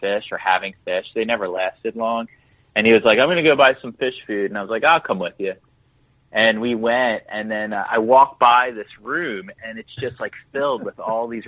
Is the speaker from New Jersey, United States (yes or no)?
yes; Cape May, New Jersey, United States; also born or lived in Philadelphia, Pennsylvania / Elmer, New Jersey; I grew up in Cape May, the southernmost tip